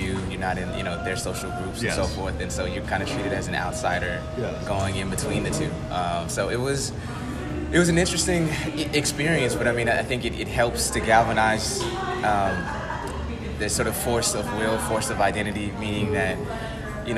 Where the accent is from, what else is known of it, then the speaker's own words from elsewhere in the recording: Seattle, Washington, United States; I grew up in Rainier Beach